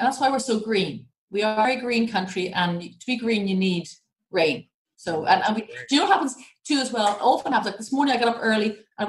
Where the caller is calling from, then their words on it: Coolboy, Leinster, Ireland; I am joining you from, I'm actually outside Dublin. I'm further south. I live in a very, very pretty village, very small village called Cool Boy.